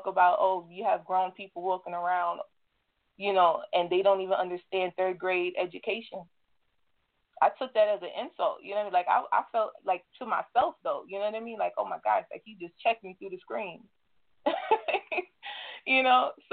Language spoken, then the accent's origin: English; New York, United States; I'm coming from the New York territory